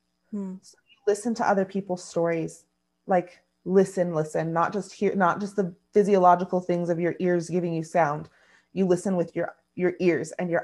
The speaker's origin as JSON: {"language": "English", "country": "United States"}